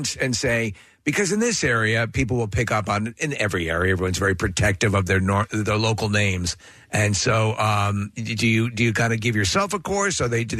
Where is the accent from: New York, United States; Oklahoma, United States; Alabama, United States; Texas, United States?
New York, United States; Long Island; So I'm born in New York and raised on Long Island